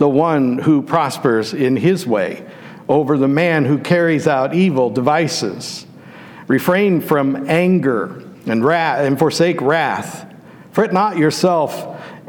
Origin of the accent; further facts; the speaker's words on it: Western Pennsylvania, United States; When I was a child, growing up in Western Pennsylvania